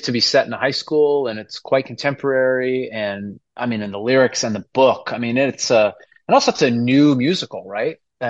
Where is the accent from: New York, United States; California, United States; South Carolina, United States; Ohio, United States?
New York, United States; Hudson Valley; moved away as an adult; now in New York City, United States; I grew up kind of up in the Hudson Valley. I'm like an hour and a half out northwest of New York City